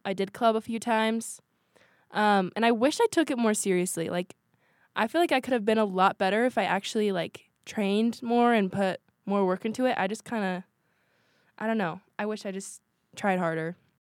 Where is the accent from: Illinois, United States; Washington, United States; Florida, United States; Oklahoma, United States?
Washington, United States; moved away as an adult; now in Utah, United States; We have a huge family, and we're from Washington State